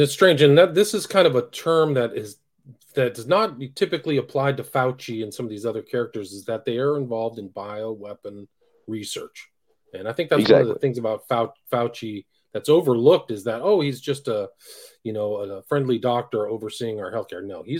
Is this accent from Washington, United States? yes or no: no; California, United States; Yeah, I grew up in Northern California, so that was the whole AIDS crisis was very...